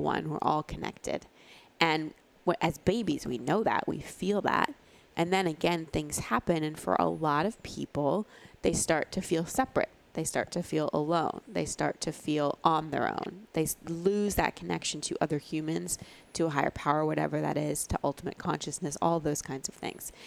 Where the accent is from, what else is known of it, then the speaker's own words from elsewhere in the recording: Texas, United States; I grew up in Texas